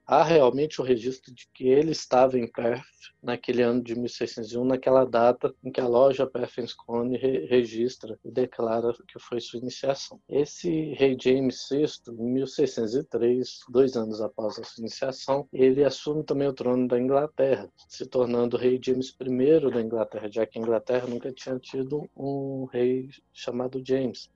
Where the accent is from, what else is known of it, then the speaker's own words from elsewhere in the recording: Minas Gerais, Brazil; eu sou mineiro, fui presidente do Triângulo Mineiro e Alto Paranaíba.